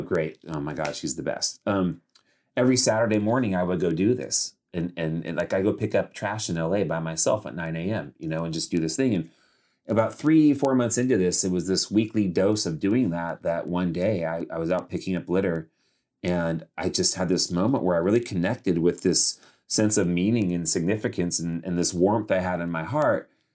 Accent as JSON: {"language": "English", "town": "Modesto", "region": "California", "country": "United States", "tie": "born or raised there", "also_born_or_lived": "Los Angeles, California", "moved": "yes", "said": "I grew up in Modesto, California, which is a pretty small town"}